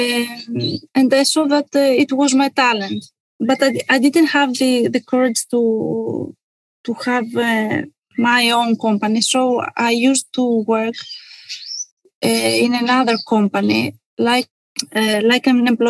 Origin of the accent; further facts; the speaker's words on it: Kalamata, Peloponnese, Greece; moved away as an adult; I was born in Kalamata in 1984